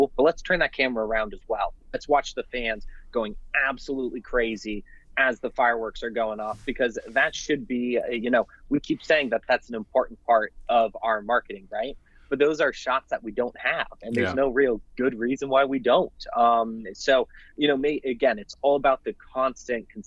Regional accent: Bay Area, California, United States; moved away as an adult; now in Fresno, United States; I'm from the Bay Area, moved here to attend Fresno State, and have really taken Fresno to be my home

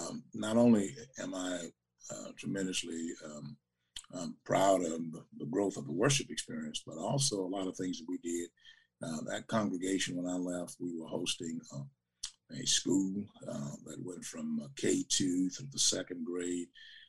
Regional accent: Savannah, Georgia, United States; because we came from Savannah.

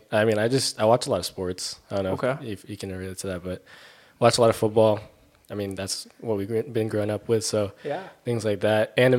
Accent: Carson, California, United States; also born or lived in Torrance, California / Redondo Beach, California; now in Costa Mesa, United States; like you said. I grew up in Carson, California, but I've kind of just been all over SoCal, Torrance, Redondo, all places like that. I grew up, we went to West High School.

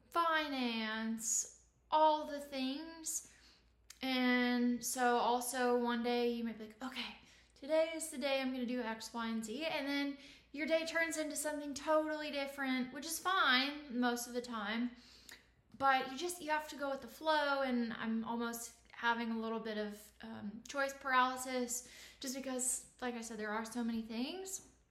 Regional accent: Indiana, United States; now in Austin, United States; I'm originally from Indiana in the Midwest

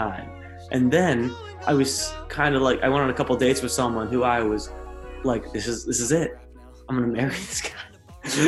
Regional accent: South Florida, United States; moved away as an adult; now in Nashville, United States; I was raised in South Florida

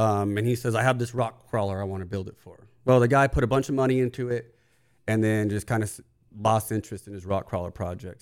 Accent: California, United States; as a kid growing up in California

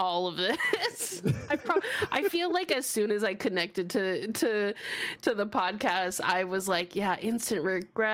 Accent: Washington, United States; also born or lived in Bay Area, California; now in California, United States; I moved from Washington to California

